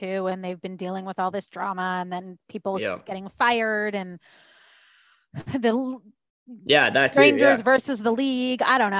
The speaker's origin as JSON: {"language": "English", "town": "Toronto", "region": "Ontario", "country": "Canada", "tie": "born or raised there", "moved": "as an adult", "lives_now": "United States", "said": "I used to go to Buffalo to shop, Walden Galleria. If anyone in Buffalo is listening, I used to go to Walden Galleria for my back to school shopping from Toronto."}